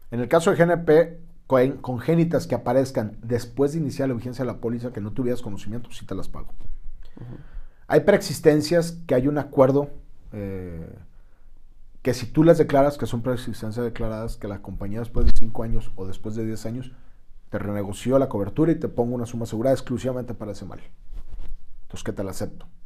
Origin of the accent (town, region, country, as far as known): Mexico